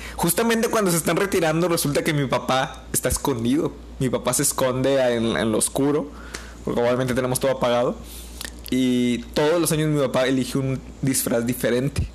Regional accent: Mexico

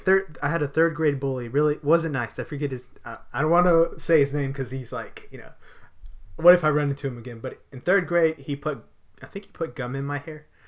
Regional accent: San Antonio, Texas, United States; moved away; I was born in San Antonio

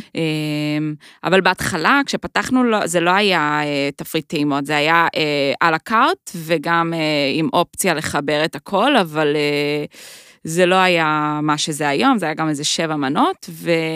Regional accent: Jerusalem, Jerusalem District, Israel; moved away as an adult; also born or lived in United States / New York; now in Tel Aviv, Israel; אני ירושלמית

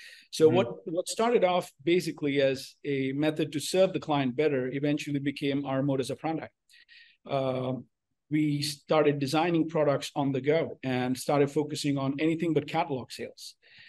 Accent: India; born there; also born or lived in United Arab Emirates / United States; So I was born in India, raised all over the place, went to school in Dubai and college in the States.

